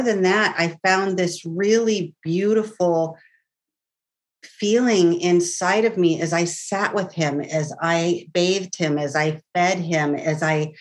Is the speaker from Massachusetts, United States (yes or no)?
no; California, United States; also born or lived in San Francisco / Carmel Valley / Menlo Park / Mendocino; I've lived in California all my life. I have moved quite a few times. I was born in San Francisco